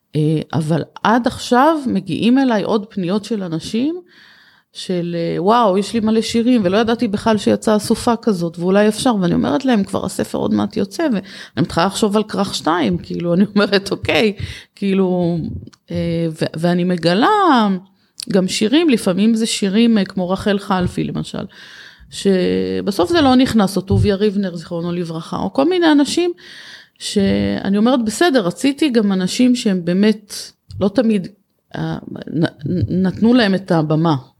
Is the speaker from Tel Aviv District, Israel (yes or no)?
no; Kiryat Yam, Haifa District, Israel; בעיר שגדלתי בה, בקריית ים